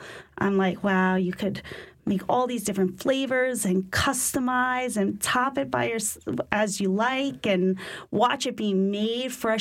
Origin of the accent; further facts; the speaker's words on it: New York, United States; accent: New York; moved away as an adult; now in New Orleans, United States; most people could tell I'm from New York once they hear my voice a little bit. I think my accent comes through still